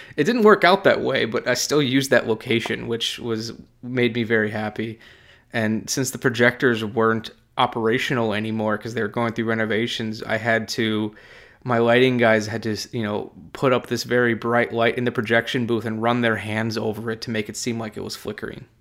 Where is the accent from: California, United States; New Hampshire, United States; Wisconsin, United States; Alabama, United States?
Wisconsin, United States; I'm from Wisconsin, my dad's side of the family is all from the Appalachian Mountain Range in Virginia